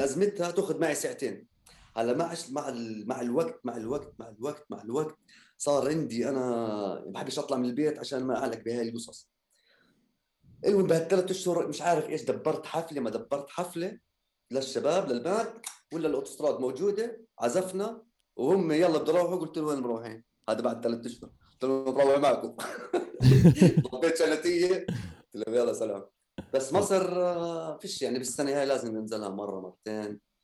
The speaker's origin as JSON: {"language": "Arabic", "country": "Jordan", "said": "احنا موسيقيين اردنيين"}